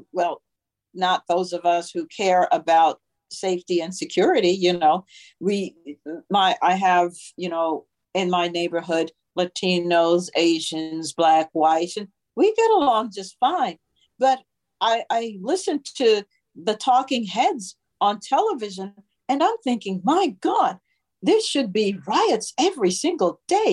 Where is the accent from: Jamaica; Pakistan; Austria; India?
Jamaica; now in Virginia, United States; I was raised in Jamaica in part